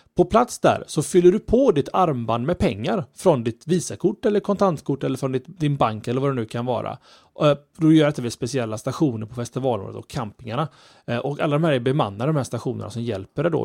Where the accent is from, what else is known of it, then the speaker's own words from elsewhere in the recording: Sweden; som, som svensk